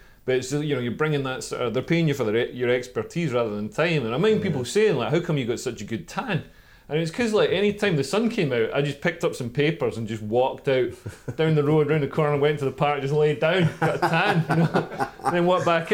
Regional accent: Scotland, United Kingdom; I'm Scottish comedian

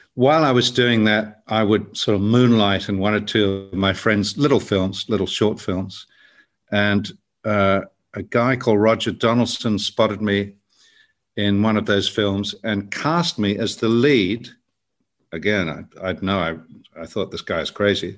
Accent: South Island, New Zealand; I grew up in the South Island

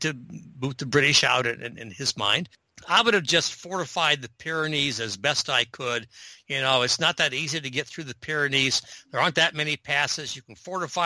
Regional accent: United States; now in Canada; as an American, admittedly living in Canada now, but as an American

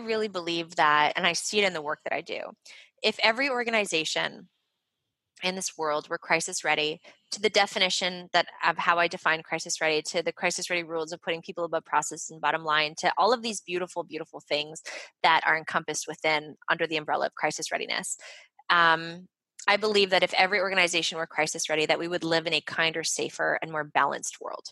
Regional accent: Montreal, Quebec, Canada; I'm from Montreal. So I'm fluent in French.

